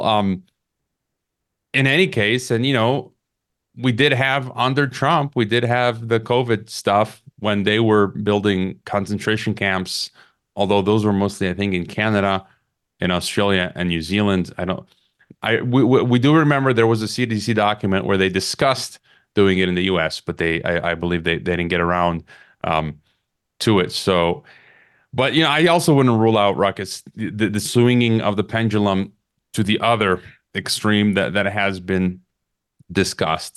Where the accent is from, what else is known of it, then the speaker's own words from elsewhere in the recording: Chicago, Illinois, United States; my hometown of Chicago